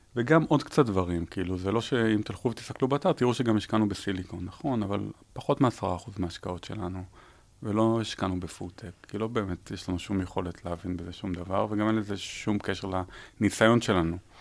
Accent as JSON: {"language": "Hebrew", "country": "Israel", "tie": "born or raised there", "also_born_or_lived": "United States", "moved": "yes", "said": "נולדתי בישראל, גרתי בארצות הברית"}